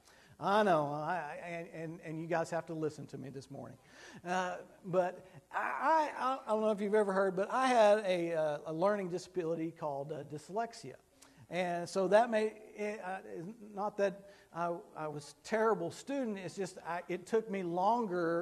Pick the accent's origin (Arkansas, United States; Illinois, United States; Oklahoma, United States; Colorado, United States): Oklahoma, United States; Fort Cobb; I grew up in Fort Cobb, Oklahoma